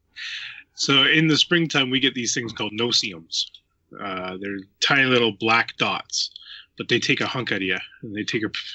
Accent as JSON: {"language": "English", "area": "near Kincardine", "region": "Ontario", "country": "Canada", "said": "I am from Ontario, Canada, in a little spot uh, close to Kincardine, Ontario."}